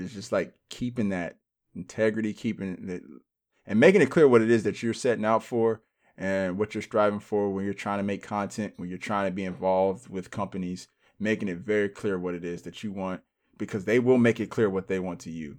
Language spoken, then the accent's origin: English; United States; also born or lived in Cincinnati, Ohio / Phoenix, Arizona; now in Los Angeles, United States; we're American